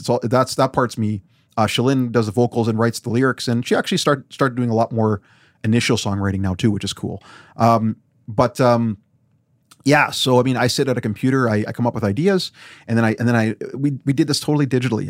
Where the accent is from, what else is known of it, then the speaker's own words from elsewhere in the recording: Weyburn, Saskatchewan, Canada; moved away; I grew up there when there was very few brown people